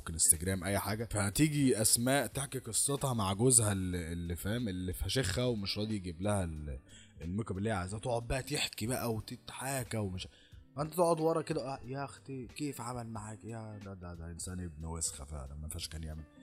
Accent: Egypt; لازم احنا كمصريين لازم نتحنك

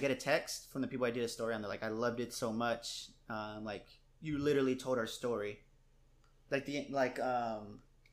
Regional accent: San Antonio, Texas, United States; growing up on the West Side

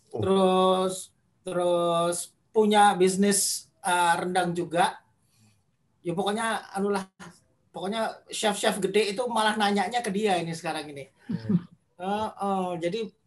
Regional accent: Sumatra, Indonesia; also born or lived in Jakarta; gue tuh kelahiran Jakarta lama di Sumatera 14 tahun gue gede di Sumatera terus baru balik ke Jakarta lagi

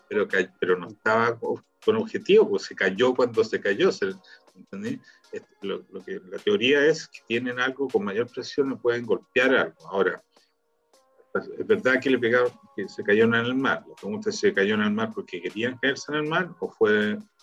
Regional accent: Chile; now in Israel; acá como chileno en Israel

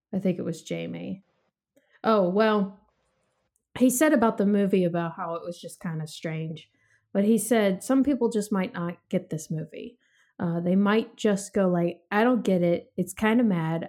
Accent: United States; as an American

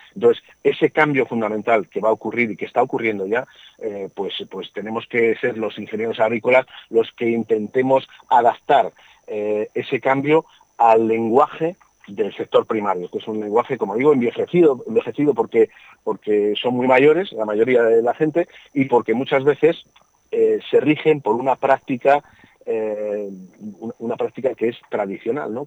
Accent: Burgos, Castile and León, Spain; yo soy de Burgos

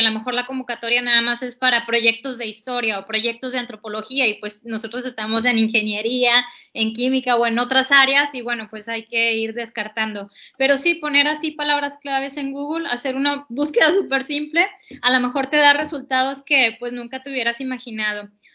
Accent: Mexico; como nosotras mexicanas

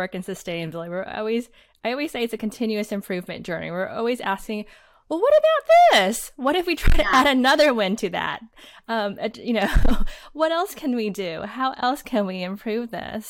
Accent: Houston, Texas, United States; growing up in Houston and thinking about our Galveston seawall

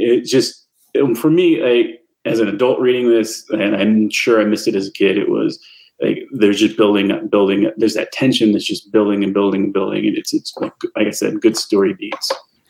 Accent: Oklahoma, United States; growing up in Oklahoma, it's hot, it's humid.

